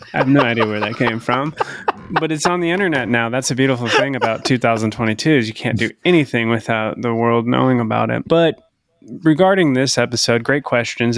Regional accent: Idaho, United States; moved away; growing up in Idaho

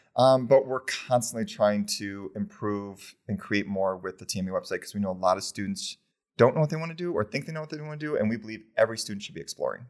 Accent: Champaign, Illinois, United States; moved away as an adult; now in Connecticut, United States; I'm from Champaign, Illinois

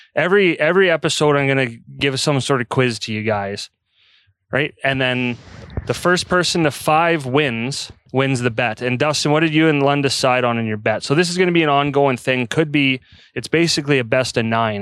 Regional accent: Calgary, Alberta, Canada; moved away as an adult; now in Red Deer, Canada; I grew up in Calgary.

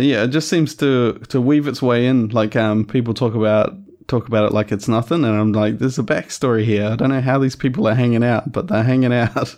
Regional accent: Christchurch, Canterbury, New Zealand; also born or lived in West Coast, New Zealand; I grew up in Christchurch, but moved to, moved to the West Coast for four years or so and then came back for, um, for fifth form

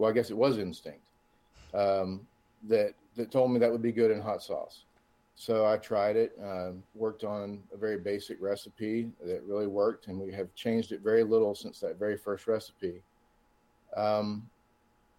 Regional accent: Atlanta, Georgia, United States; I'm from the Metro Atlanta area.

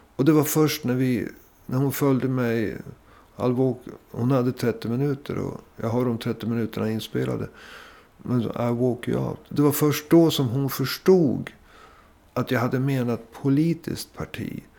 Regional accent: Sweden; vi, vi kom från Sverige

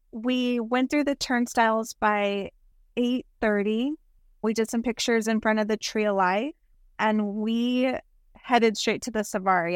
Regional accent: South Texas, United States; We're from South Texas

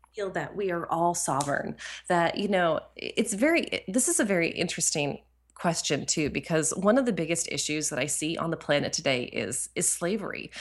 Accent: New Hampshire, United States; moved away; also born or lived in Ashland, Oregon; I grew up in New Hampshire, so I'm from New England

